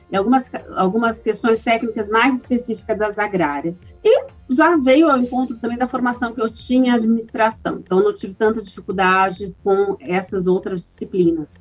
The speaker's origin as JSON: {"language": "Portuguese", "town": "Londrina", "region": "Paraná", "country": "Brazil", "tie": "born or raised there", "also_born_or_lived": "São Paulo", "said": "vim para Londrina com meus pais, ainda pequena, e morei aqui até entrar na universidade."}